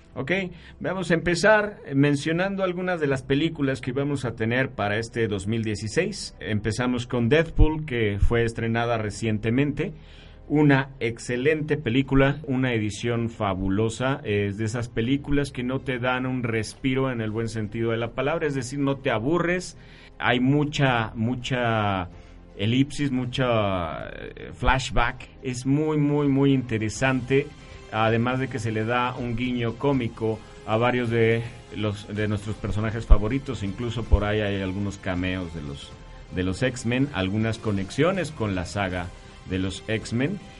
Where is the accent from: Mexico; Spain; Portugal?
Mexico; somos mexicanos